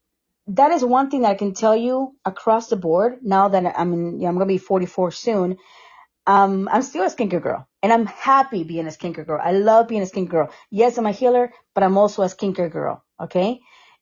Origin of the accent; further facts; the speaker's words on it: Costa Rica; moved away; also born or lived in Sarasota; I am from Costa Rica.